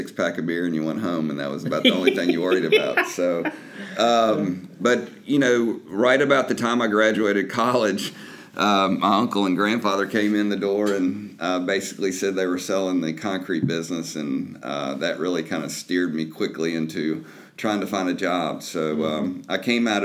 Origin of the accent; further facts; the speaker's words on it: Lexington, Kentucky, United States; I grew up in Lexington, Kentucky